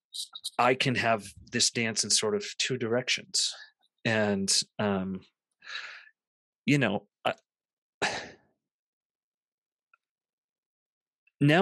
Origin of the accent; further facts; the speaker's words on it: Central Massachusetts, United States; growing up in Central Massachusetts in the 80s and 90s